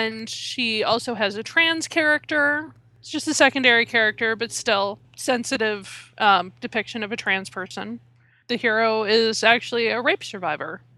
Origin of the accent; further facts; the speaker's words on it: Minnesota, United States; I'm from Minnesota